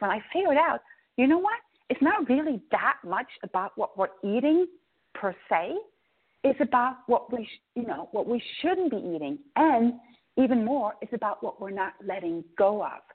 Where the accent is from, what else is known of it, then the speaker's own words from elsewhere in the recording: Norway; Norway, I'm growing up in Norway. That's potato land